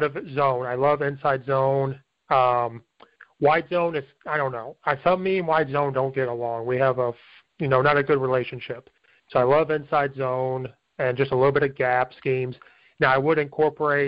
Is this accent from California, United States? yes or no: no; Central Illinois, United States; I'm from Central Illinois